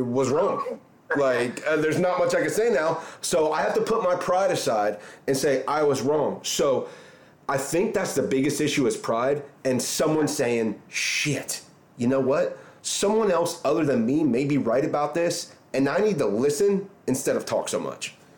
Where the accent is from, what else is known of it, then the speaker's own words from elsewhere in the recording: Orange Park, Florida, United States; I grew up in Orange Park too so I grew up kind of in that that area as well